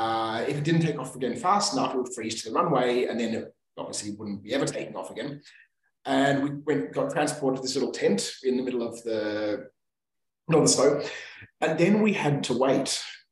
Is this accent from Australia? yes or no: yes; Australia; Because I come from Australia, there's no real snow in Australia.